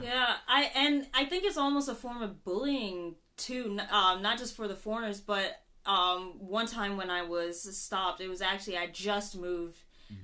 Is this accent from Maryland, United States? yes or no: yes; Upper Marlboro, Maryland, United States; moved away as an adult; also born or lived in Baltimore, Maryland; now in Japan; I grew up in Upper Marlboro, but I, I tend to claim Baltimore